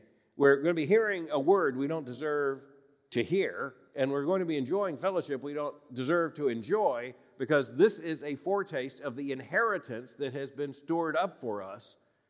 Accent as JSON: {"language": "English", "region": "Florida", "country": "United States", "tie": "born or raised there", "said": "I grew up in Florida, like other southern states, particularly in the smaller towns in central and north Florida."}